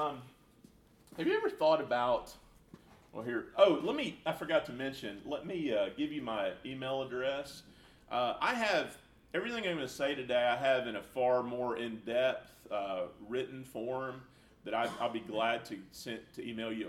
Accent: Jonesboro, Arkansas, United States; I am from Jonesboro, Arkansas, long way from here

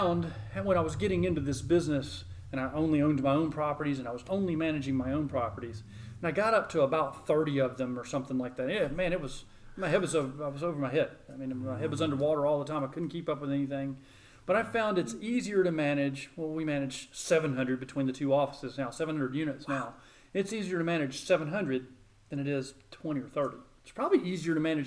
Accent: Murfreesboro, Tennessee, United States; when I was growing up, Murfreesboro wasn't really a suburb of Nashville

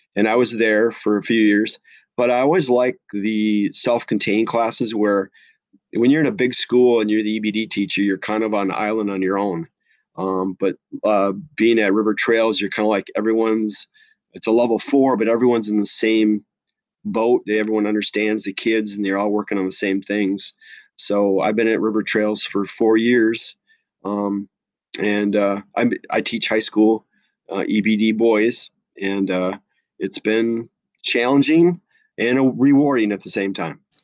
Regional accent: La Crosse, Wisconsin, United States; now in Minnesota, United States; I grew up in Lacrosse, Wisconsin, so I am a cheesehead

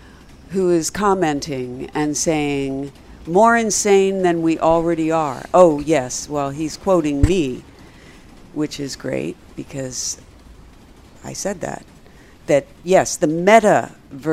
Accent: Philadelphia, Pennsylvania, United States; I'm from Philly.

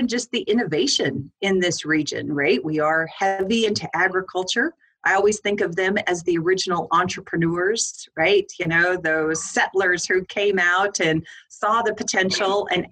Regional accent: Arizona, United States; moved away as an adult; now in Lethbridge, Canada; I was actually born and raised in Arizona

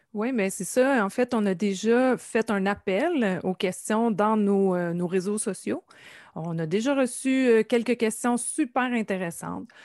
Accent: Nouvelle, Quebec, Canada; je suis originaire de la Gaspésie, plus précisément du euh, village de Nouvelle, qui se situe dans la baie des Chaleurs

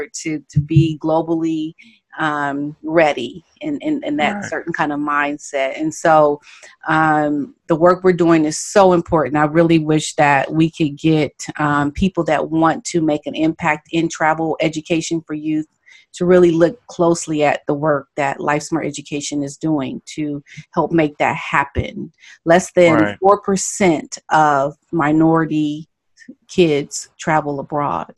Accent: United States; I had that arrogance about I'm an American

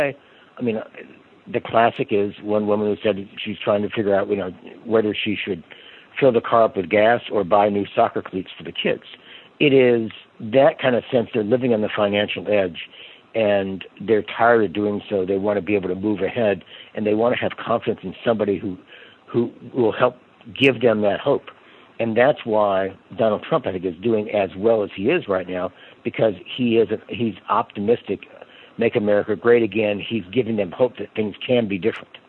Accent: Kansas City, United States; now in Alexandria, United States; I grew up in Kansas City, so I still consider myself a Kansan at root.

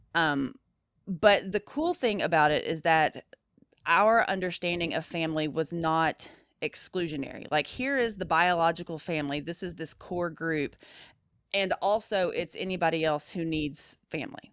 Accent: Appalachia, Southeast Tennessee, United States; moved away; also born or lived in Louisville; we grew up in Appalachia, my mom's side of the family, so, like, Southeast Tennessee, up in the mountains

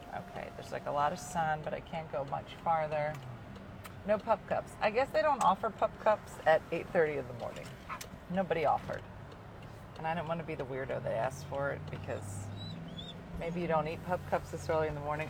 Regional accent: Philadelphia, Pennsylvania, United States; By hometown, I mean my hometown

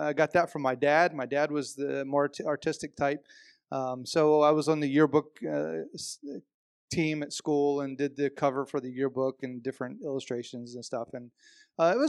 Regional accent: North Carolina, United States; I was born in North Carolina. That's where my mom's family is from. I was born in North Carolina a few years before Sonia was born.

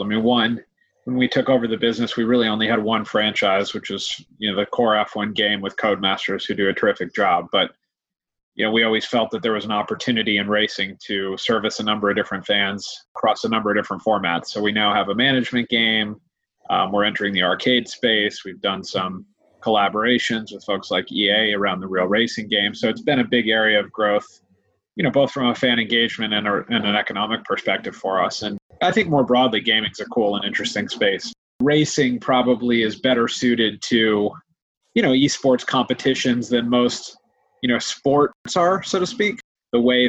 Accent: United States; accent: American; moved away as an adult; now in London, United Kingdom; as you can hear from my accent, I came from the US

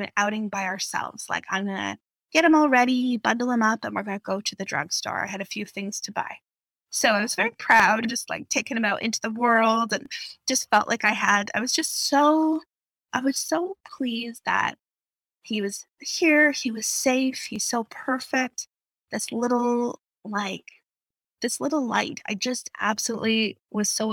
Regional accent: outside of Vancouver, British Columbia, Canada; also born or lived in Calgary; I moved back to home outside of Vancouver

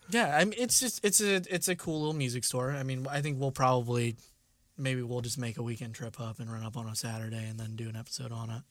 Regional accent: Warsaw, Indiana, United States; we're from the Warsaw area

